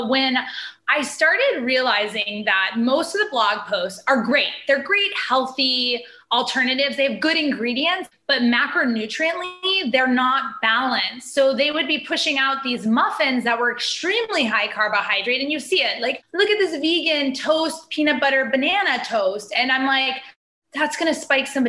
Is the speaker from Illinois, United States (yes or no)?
no; Hawaii, United States; moved away; I grew up in Hawaii